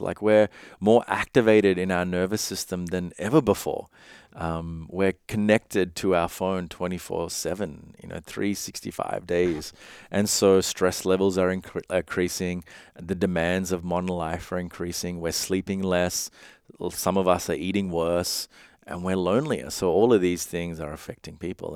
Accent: Sri Lanka; I come from, I was born in Sri Lanka

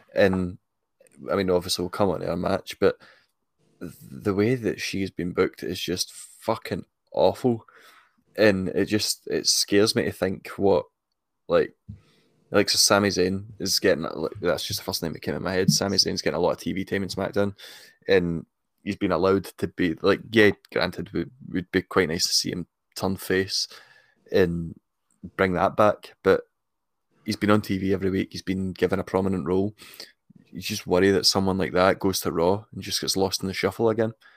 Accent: Scotland, United Kingdom; I'm I'm Scottish

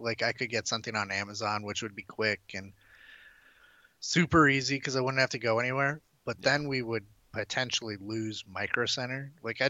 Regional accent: Wisconsin, United States; moved away; I'm from Wisconsin.

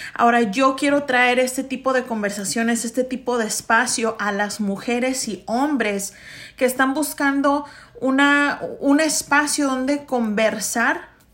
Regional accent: Chicago, Illinois, United States; yo soy una primera generación mexicoamericana, primera generación latina, chicana

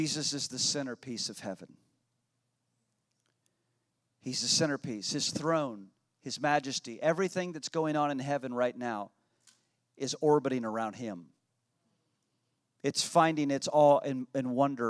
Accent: United States; when I was a boy growing up in Cornfield, USA.

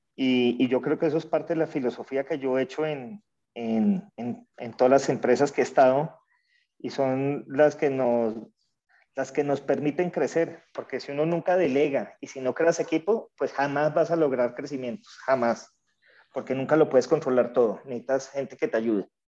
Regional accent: Colombia; also born or lived in Venezuela; yo como colombiano lo viví

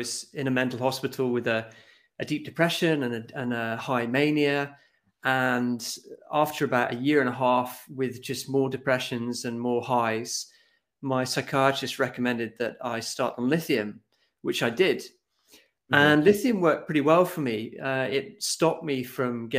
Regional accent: Scotland, United Kingdom; moved away as an adult; now in Norway; I come from Scotland. I've been living in Norway for the last 17 years

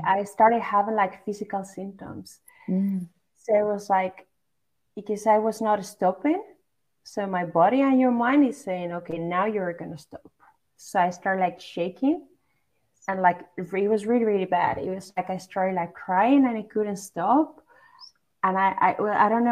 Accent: Basque Country, Spain; moved away as an adult; now in Netherlands; I grew up in in the Basque Country, which is basically like north part of Spain

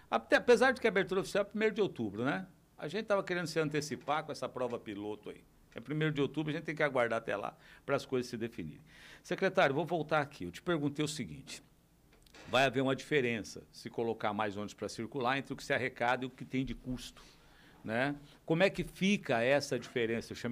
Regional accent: Brazil; minha questão é a seguinte, Eli, eu sou brasileiro, eu quero ir em Porto Iguaçu.

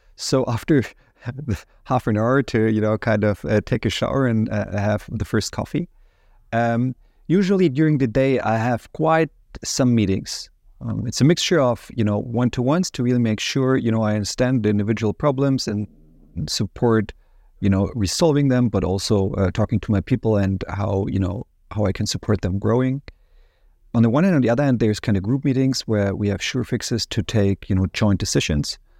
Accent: near Ansbach, Bavaria, Germany; moved away as an adult; also born or lived in United States; now in Munich, Germany; in Ansbach was the University of Applied Science I studied first at. Um, the reason I choose that, which is close to my hometown

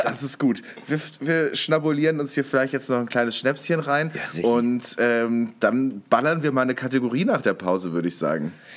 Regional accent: North Rhine-Westphalia, Germany; ich komme ja auch aus NRW, ähm, bin ich zur Schule gegangen

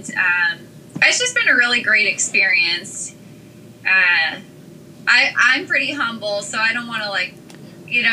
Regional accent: Carson City, Nevada, United States; moved away as an adult; now in Washington, D.C. area, United States; I'm originally from Carson City, Nevada, and I had moved to the area right after college

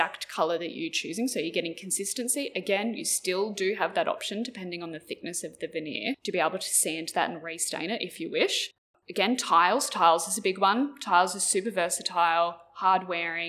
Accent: New South Wales, Australia; now in Queensland, Australia; I grew up in New South Wales

